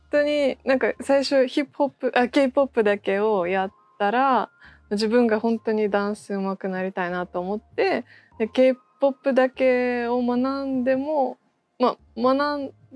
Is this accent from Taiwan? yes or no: no; Russia; Japanese is a second language; moved away as an adult; now in Japan; ロシアから来ました。日本では8年ぐらい住んでいて